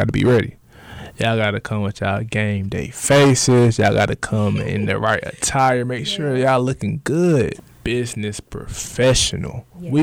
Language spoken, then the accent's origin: English; Winston-Salem, North Carolina, United States; now in Raleigh, United States; I am from Winston-Salem, North Carolina